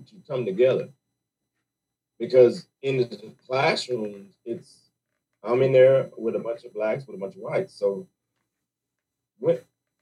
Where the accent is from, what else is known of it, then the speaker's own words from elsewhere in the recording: Raleigh, North Carolina, United States; also born or lived in Johnston County, North Carolina / Clayton, North Carolina; I'm really from Worthdale, Raleigh, North Carolina